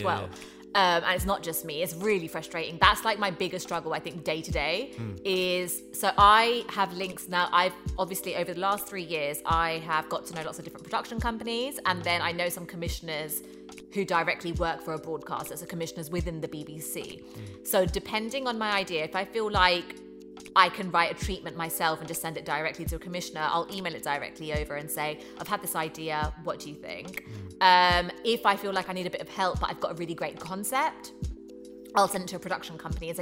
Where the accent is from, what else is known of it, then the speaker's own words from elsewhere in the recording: London, United Kingdom; also born or lived in Hackney; born in Hackney, brought up in Tottenham, from a working class background.